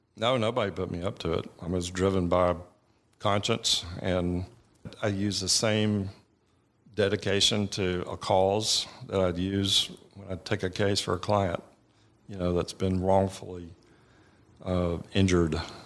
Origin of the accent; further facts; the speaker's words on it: Buford, Georgia, United States; I grew up in Beaufort, Georgia, which is, you know, tw-, twenty miles from Winder